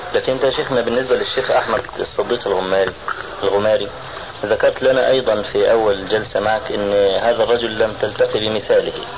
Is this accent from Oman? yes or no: no; Egypt; عندنا في مصر